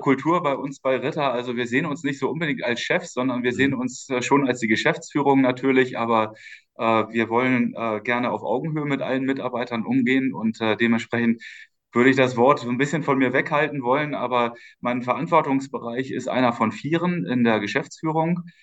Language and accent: German; Schleswig-Holstein, Germany; moved away as an adult; also born or lived in Osnabrück / Stuttgart / Berlin / Santiago de Compostela; Und dann sind meine Eltern nach Schleswig-Holstein gezogen, in den schönen Norden. Mhm. Äh, und ähm, äh, dort bin ich aufgewachsen, habe dort mein Abitur gemacht